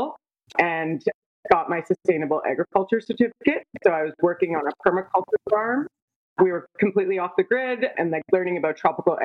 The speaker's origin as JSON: {"language": "English", "area": "Niagara", "region": "Ontario", "country": "Canada", "also_born_or_lived": "Toronto", "said": "I'm from Niagara. I've always been around grape growing and wine"}